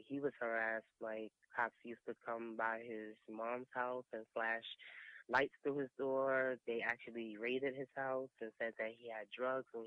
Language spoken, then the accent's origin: English; New York City, New York, United States; I'm from Brooklyn